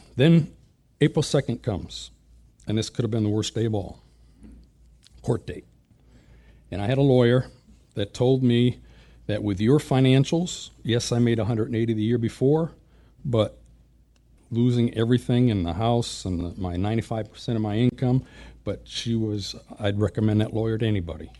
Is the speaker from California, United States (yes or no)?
no; Springfield, Massachusetts, United States; I was born and raised in Springfield, Massachusetts, Western Mass